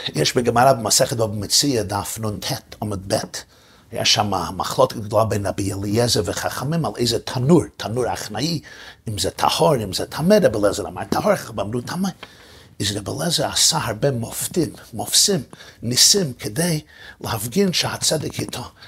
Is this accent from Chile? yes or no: no; New York City, New York, United States; בשכונה שבה גדלתי, בברוקלין